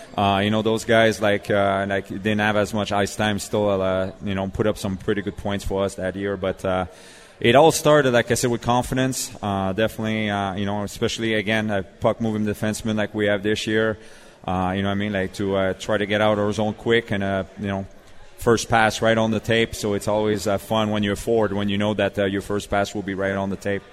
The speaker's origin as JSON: {"language": "English", "town": "Montreal", "region": "Quebec", "country": "Canada", "tie": "born or raised there", "moved": "yes", "lives_now": "Nashville, United States", "said": "I'm from Montreal"}